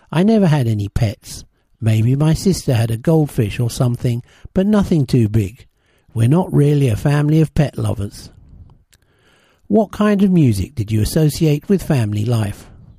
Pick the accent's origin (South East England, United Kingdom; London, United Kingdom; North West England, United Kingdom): London, United Kingdom; Deptford; also born or lived in Lewisham; I was born in Lewisham and grew up in Deptford, South East London. In my younger days, I grew up in a flat, and then we moved to a house that was a bit bigger, but in the same area.